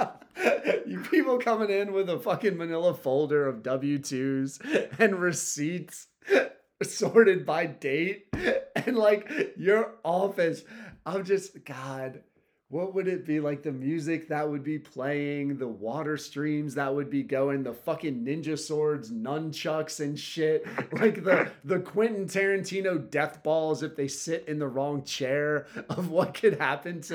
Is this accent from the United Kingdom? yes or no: no; Ireland; Being Irish